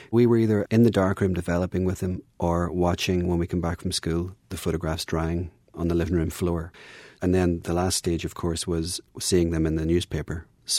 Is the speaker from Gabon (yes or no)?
no; Northern Ireland, United Kingdom; I'm here to kind of give impressions of growing up in Northern Ireland for people, and to try and make it as clear to them as possible.